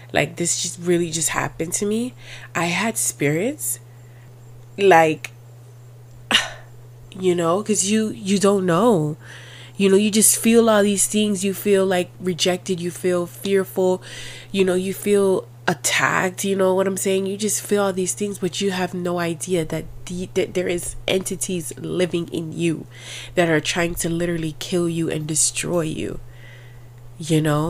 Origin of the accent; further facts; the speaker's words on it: Miami, Florida, United States; I was born and raised in Miami